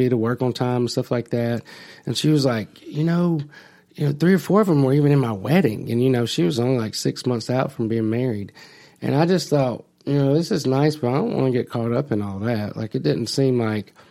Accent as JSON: {"language": "English", "town": "Phenix City", "region": "Alabama", "country": "United States", "said": "I'm from Phoenix City"}